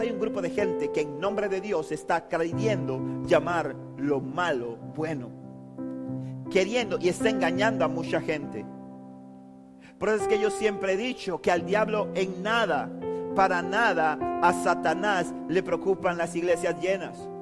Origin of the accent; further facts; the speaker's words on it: Panama City, Panama; moved away; Cuando viví en Panamá, cuando yo me crié en Río Abajo, en, era pequeño, conocía a todos mis amigos por apodo